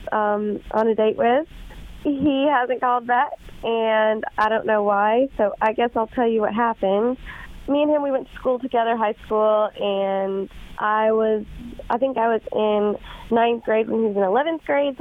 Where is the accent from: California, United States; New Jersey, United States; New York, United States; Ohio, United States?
Ohio, United States; Middletown; I'm from Middletown